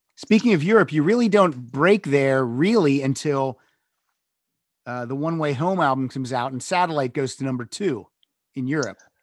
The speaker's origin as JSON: {"language": "English", "town": "State College", "region": "Pennsylvania", "country": "United States", "tie": "born or raised there", "said": "I grew up in Western Pennsylvania, right outside State College, PA"}